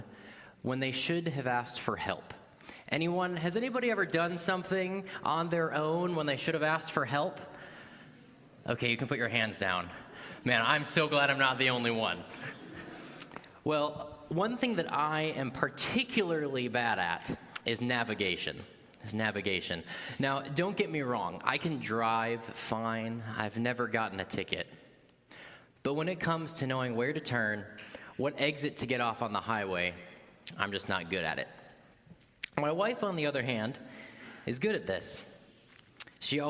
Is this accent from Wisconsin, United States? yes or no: yes; Wisconsin, United States; moved away; also born or lived in Louisville, Kentucky; I am originally from Wisconsin